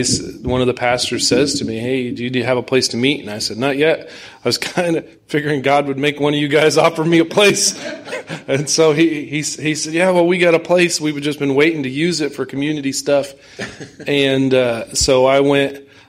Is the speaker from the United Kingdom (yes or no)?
no; Kearney, Nebraska, United States; I'm from Kearney, Nebraska.